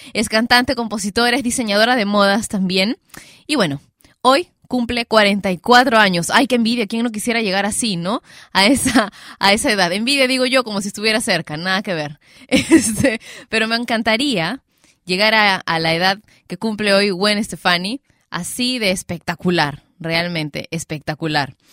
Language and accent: Spanish; Peru; acá en mi, en mi país, Perú